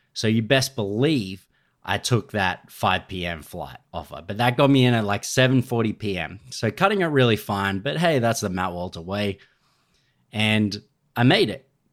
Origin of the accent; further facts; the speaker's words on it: Australia; I'm Australian.